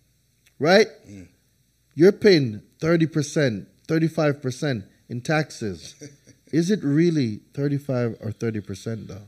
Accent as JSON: {"language": "English", "country": "Jamaica", "tie": "born or raised there", "also_born_or_lived": "New Hampshire", "moved": "as an adult", "said": "I'm coming from Jamaica. 20 years of sunshine and rain. Dude, I've never seen snow."}